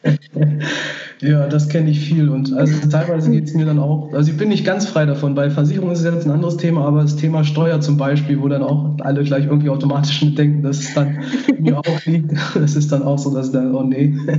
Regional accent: Göttingen area, Lower Saxony, Germany; das Jahr, wo ich jetzt wieder hier zurück in Göttingen bin, wohne ich dann auch mhm. wieder in meinem Heimatdorf, ähm, direkt neben meinen Eltern im Haus von meinen Großeltern.

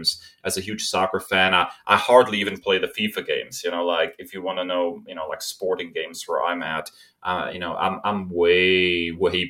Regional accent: Germany; moved away; I am a German

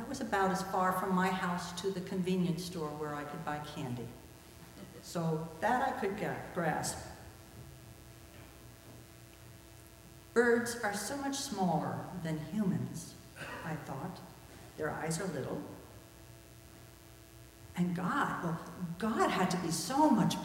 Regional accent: New Jersey, United States; When I was a child growing up in New Jersey

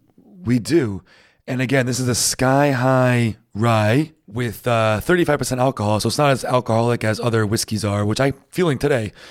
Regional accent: New England, United States; moved away; I'm from New England, and, uh, we, we have pretty harsh winters

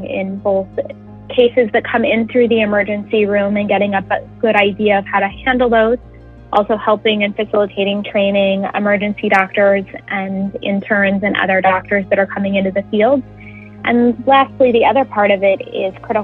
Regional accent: Utah, United States; moved away as an adult; now in New Jersey, United States; I'm from Utah and that I'm not from this area of New Jersey

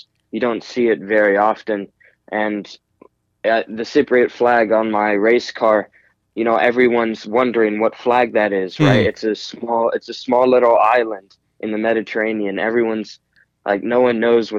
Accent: Cincinnati, Ohio, United States; also born or lived in Seattle, Washington; I lived most of my life here in Cincinnati, Ohio

